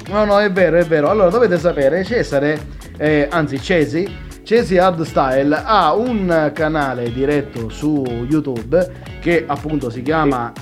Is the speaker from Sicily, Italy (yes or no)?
yes; Sicily, Italy; io sono siciliano